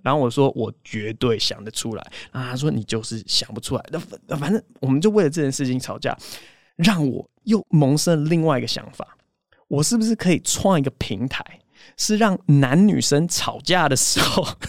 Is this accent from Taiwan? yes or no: yes; Taiwan; 我之前当替代役的时候，我在那个台北市劳动局